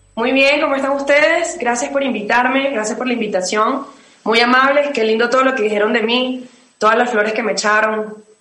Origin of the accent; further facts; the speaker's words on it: Venezuela; moved away as an adult; now in Mexico; yo vengo de Venezuela, vengo de un país